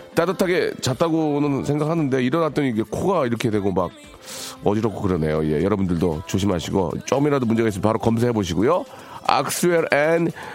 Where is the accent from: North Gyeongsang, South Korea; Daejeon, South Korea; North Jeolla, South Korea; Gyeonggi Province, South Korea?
North Jeolla, South Korea; Gunsan; moved away; 군산. 제 고향이죠